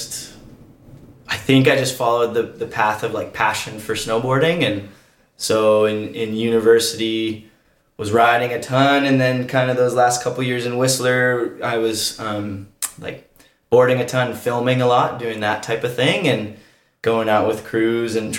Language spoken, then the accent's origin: English; Colorado, United States; I grew up in Colorado in the U.S.